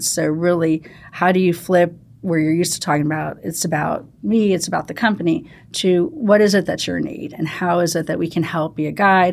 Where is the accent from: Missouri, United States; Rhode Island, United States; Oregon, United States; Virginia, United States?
Missouri, United States; St. Louis; moved away; I actually grew up in Saint Louis, uh, Missouri